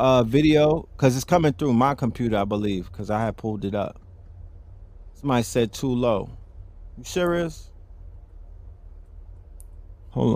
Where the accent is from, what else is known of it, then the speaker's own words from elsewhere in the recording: New York, United States; I'm from New York